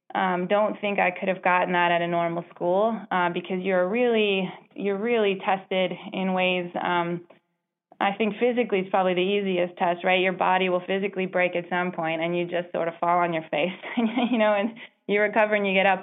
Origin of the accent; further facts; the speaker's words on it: Baltimore, Maryland, United States; I grew up in Baltimore City